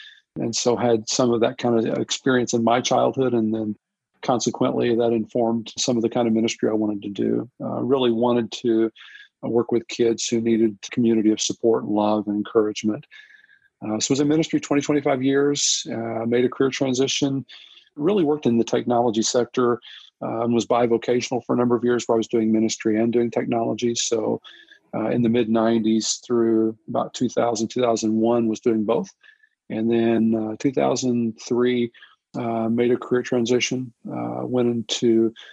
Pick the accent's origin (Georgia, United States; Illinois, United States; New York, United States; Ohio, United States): Illinois, United States; Southern; I'm originally from Southern Illinois. I grew up in Southern Illinois